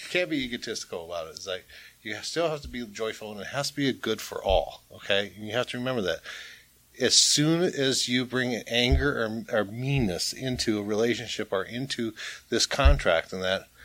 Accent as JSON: {"language": "English", "town": "Boston", "region": "Massachusetts", "country": "United States", "said": "I'm from Boston, Massachusetts."}